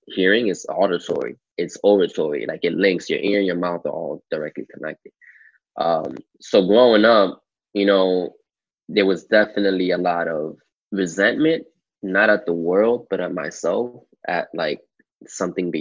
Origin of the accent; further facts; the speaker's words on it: New York City, New York, United States; first language English; I was born and raised in Washington Heights, Manhattan, uptown Manhattan